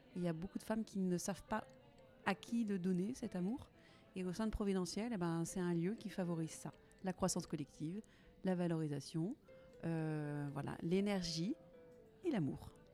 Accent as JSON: {"language": "French", "town": "Nantes", "region": "Pays de la Loire", "country": "France", "tie": "born or raised there", "said": "je suis nantaise d'origine. J'ai pas beaucoup changé de rocher."}